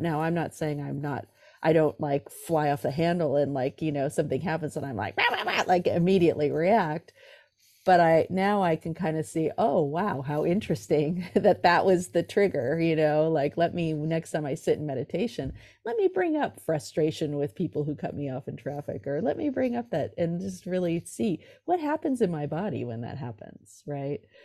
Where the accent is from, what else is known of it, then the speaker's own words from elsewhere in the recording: California, United States; also born or lived in New York City; I'm from California. I live in San Francisco now, but I grew up in uh, California